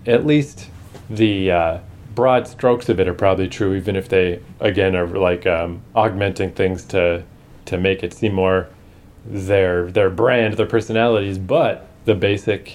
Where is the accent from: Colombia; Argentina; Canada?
Canada; a Canadian